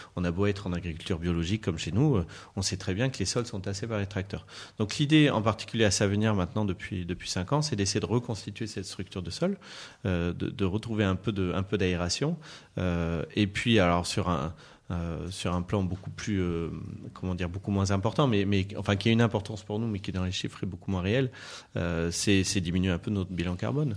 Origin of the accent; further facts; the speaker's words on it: Bordeaux, Nouvelle-Aquitaine, France; now in Anjou, France; je suis issu d'une famille euh, viticole, je suis bordelais, euh, bordelais d'origine